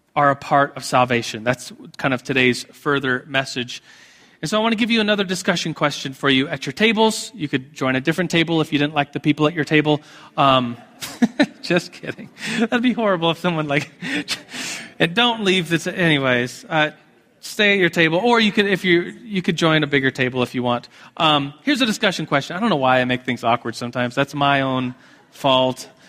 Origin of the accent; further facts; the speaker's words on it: United States; as American evangelicals